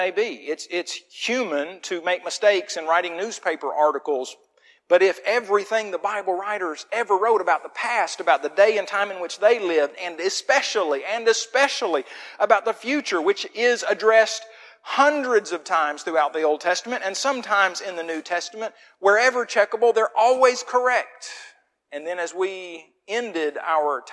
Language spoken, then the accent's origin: English; Muskogee, Oklahoma, United States; now in Wetumpka, United States; the little town of Muskogee was a great place to grow up